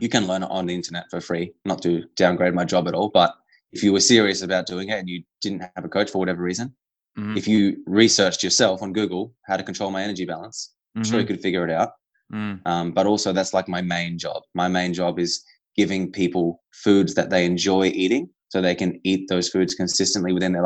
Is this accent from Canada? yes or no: no; Australia; I am Australian, but I am also Italian